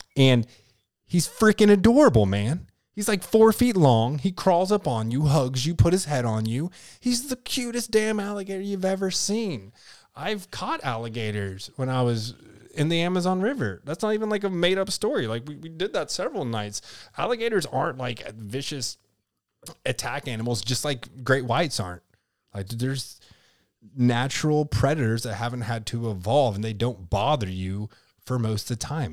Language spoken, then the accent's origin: English; Kentucky, United States; now in Florida, United States; my home state of Kentucky